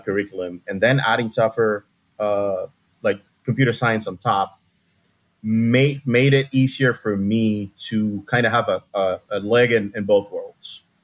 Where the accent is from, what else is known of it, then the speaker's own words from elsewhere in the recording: Havana, Cuba; moved away as an adult; now in Miami, United States; I was born and raised in Cuba, Havana, Cuba. And I moved to Miami when I was about to turn 26.